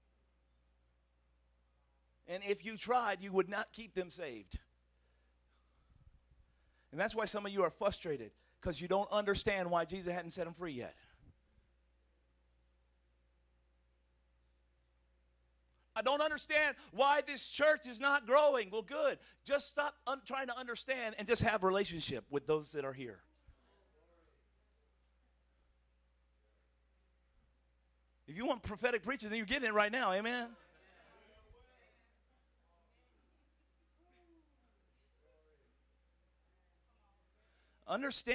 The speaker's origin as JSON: {"language": "English", "country": "United States", "said": "I'm American"}